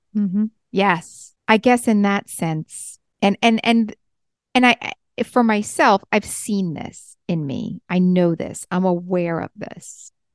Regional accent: New York, United States; I'm a New Yorker

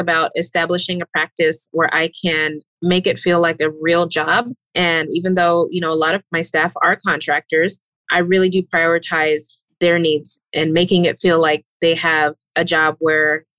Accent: Austin, Texas, United States; moved away as an adult; now in Phoenix, United States; I live in the Phoenix area, but I'm originally from Austin, Texas

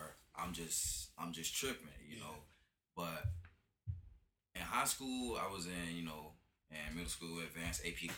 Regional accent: Tampa, Florida, United States; Tampa native, man. Went to Cleveland Elementary, Adams Middle School, Chamberlain High School

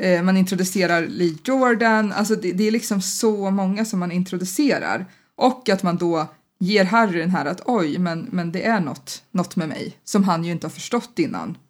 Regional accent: Sweden; som svensk

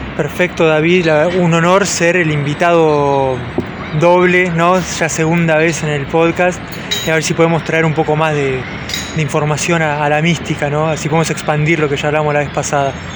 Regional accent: Mar del Plata, Buenos Aires Province, Argentina; yo soy de Mar del Plata

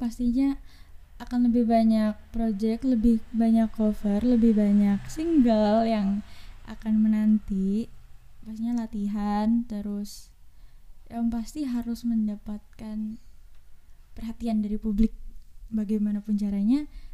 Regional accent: Malang, East Java, Indonesia; aku berasal dari Kota Malang

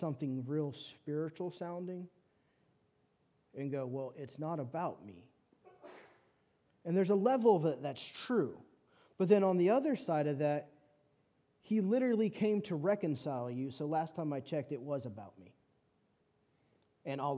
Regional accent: California, United States; moved away as an adult; now in Shreveport, United States; I'm from California

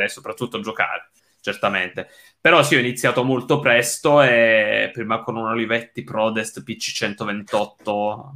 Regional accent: Italy; moved away as an adult; now in England, United Kingdom; sono emigrato dall'Italia, um, io, so, io, sono basato in Inghilterra

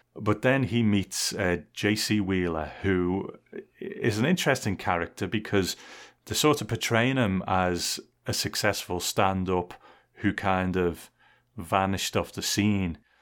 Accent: England, United Kingdom; I grew up in England

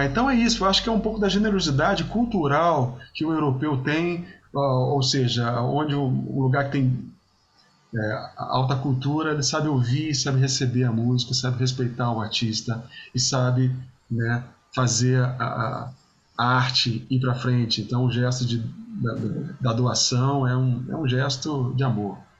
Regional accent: Vitória, Espírito Santo, Brazil; moved away; Vitória sempre vou para é minha terra

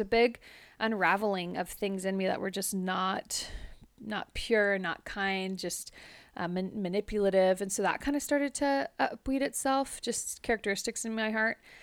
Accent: Modesto, California, United States; moved away; born and raised in Modesto, California

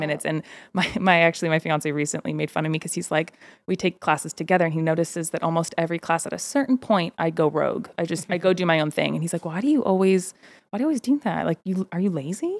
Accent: Bay Area, California, United States; growing up in the Bay

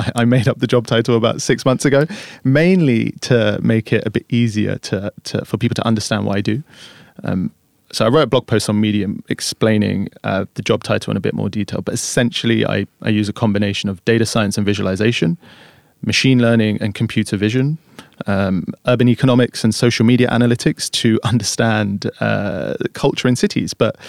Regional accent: London, United Kingdom; born and raised in London.

